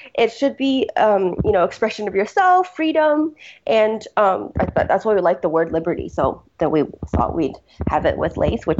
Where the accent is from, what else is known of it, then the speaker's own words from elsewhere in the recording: Beijing, China; also born or lived in United States; so I grew up, kind of between the US and China. I was born in Beijing originally